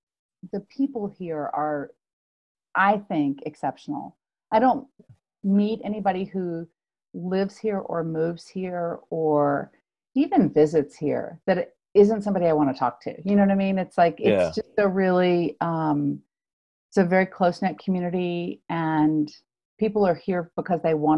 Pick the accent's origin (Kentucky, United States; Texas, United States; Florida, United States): Kentucky, United States; Louisville; I did. I moved from Louisville, Kentucky back in 2001.